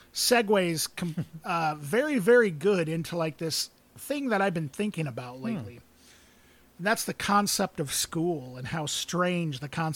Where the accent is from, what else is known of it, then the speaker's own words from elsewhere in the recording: Muscatine, Iowa, United States; I grew up in Muscatine, in the town.